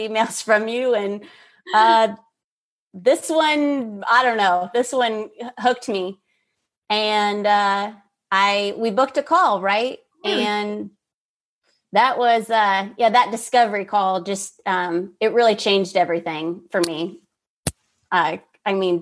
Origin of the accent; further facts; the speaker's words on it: Kansas City, United States; moved away; also born or lived in Dallas, Texas; I moved from Dallas, Texas to back to where closer to where I'm from in Kansas City